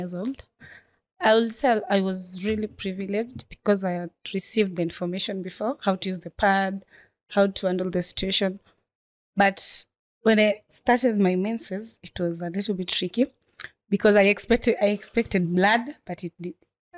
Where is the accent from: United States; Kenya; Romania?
Kenya; Nairobi; from Korokocho Inua Dado Foundation